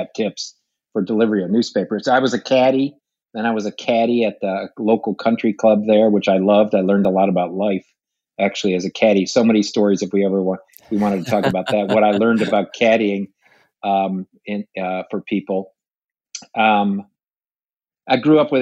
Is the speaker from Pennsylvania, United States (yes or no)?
no; Detroit, Michigan, United States; moved away as an adult; I was born in Detroit, and one of 11 kids in an Irish Catholic family